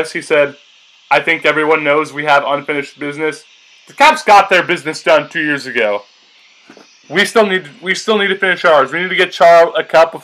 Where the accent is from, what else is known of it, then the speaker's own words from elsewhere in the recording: Boston, Massachusetts, United States; my hometown team